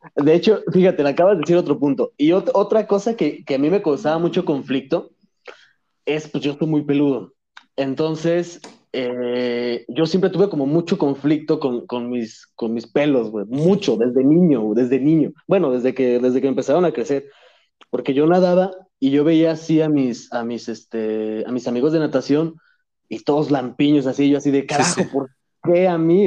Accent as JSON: {"language": "Spanish", "country": "Mexico", "tie": "born or raised there", "also_born_or_lived": "Madrid, Spain", "lives_now": "Puebla, Mexico", "said": "nací en Madrid, pero me vine a México a los 10 años, ya, ya soy mexicano ya"}